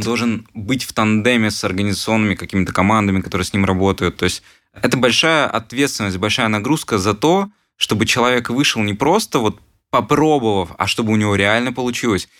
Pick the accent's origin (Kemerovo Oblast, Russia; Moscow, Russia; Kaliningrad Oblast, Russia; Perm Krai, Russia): Perm Krai, Russia; Perm; в Перми, в родном городе, откуда я сам